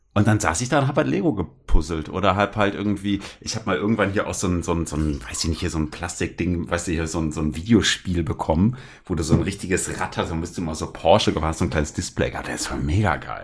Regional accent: Bremen, Germany; ich bin in Bremen aufgewachsen

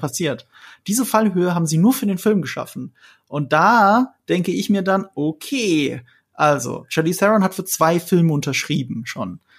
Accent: Rhineland-Palatinate, Germany; ich komme aus Rheinland-Pfalz, wo viele US-Soldaten stationiert sind

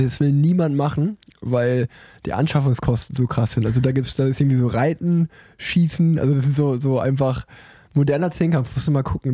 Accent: Cologne, North Rhine-Westphalia, Germany; als, als Kölner

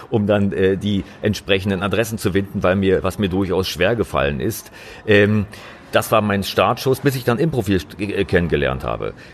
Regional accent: East Germany, Germany; Ich, ich komme eigentlich aus dem Osten Deutschlands, äh, genauer gesagt, ich bin in der DDR groß geworden.

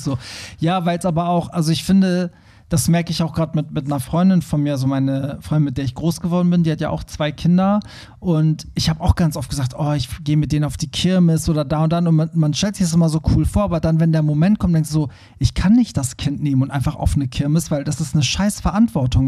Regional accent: Iran; moved away; meine Eltern, wir kommen ja aus dem Iran

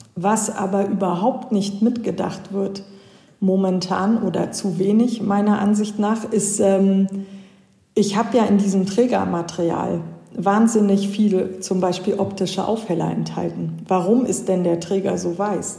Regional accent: Hanover, Lower Saxony, Germany; moved away as an adult; also born or lived in Switzerland; Also ich komme auch eigentlich hier aus der Gegend Hannover

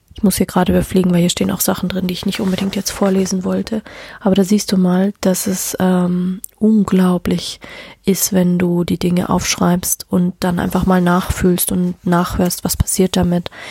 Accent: Bavaria, Germany; bei uns in Deutschland, also auch speziell in Bayern

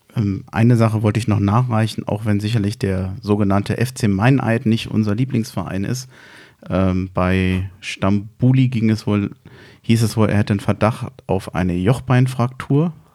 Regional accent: Berlin, Germany; Wir als Berliner

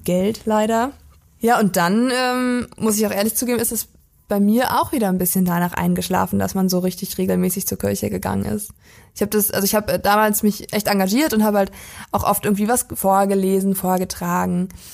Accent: Weisen, Brandenburg, Germany; aus der Prignitzer Ecke, da wo ich herkomme. Das liegt in Brandenburg

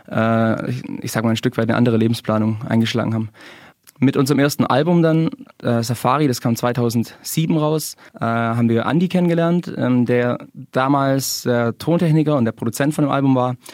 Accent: Geislingen, Baden-Württemberg, Germany; Ähm, ich komme aus aus Geislingen und gemeinsam mit äh, Niki, der jetzt heute leider nicht dabei sein kann, mhm. äh, haben wir die Band gegründet.

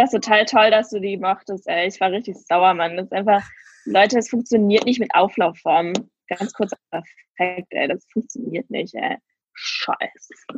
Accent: Mönchengladbach, North Rhine-Westphalia, Germany; ich nenne ja meine, Huch, meine Heimat ähm, sehr gerne Klein Istanbul

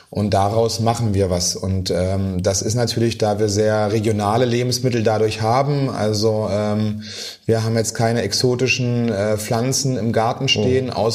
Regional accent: Magdeburg, Saxony-Anhalt, Germany; also born or lived in Portugal / Berlin; Also ich komme aus Sachsen-Anhalt und ähm, hat mich mal hier, mal dahin verschlagen, auch nach Portugal zwischendurch und äh, irgendwann dann nach Berlin als Küchenchef.

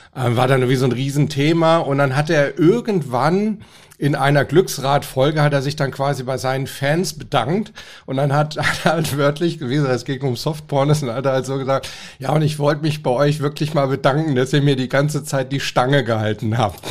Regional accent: Hamburg, Germany; Ich komme ja aus Hamburg

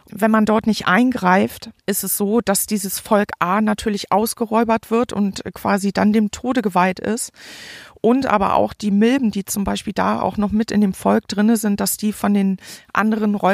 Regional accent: Forstbach, North Rhine-Westphalia, Germany; habe sie jetzt hier in meinen Heimatort Forstbach gebracht.

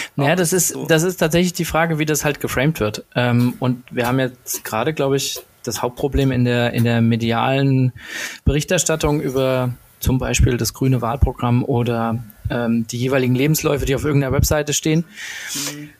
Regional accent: Berlin, Germany; als Berliner

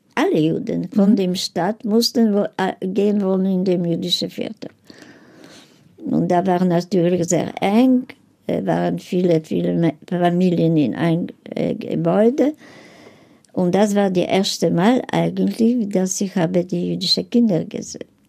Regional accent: Poland; German is a second language; moved away; meine Eltern sind geboren in Polen, ich bin geboren in Polen

